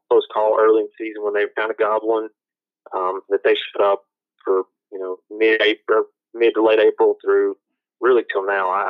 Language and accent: English; Mississippi, United States; now in Virginia, United States; I hunt national forest here, and it's extremely mountainous big difference from what I came from Mississippi.